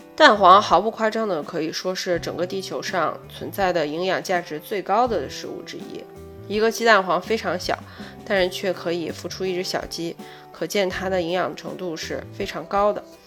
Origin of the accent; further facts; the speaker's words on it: China; 我们中国人的饮食习惯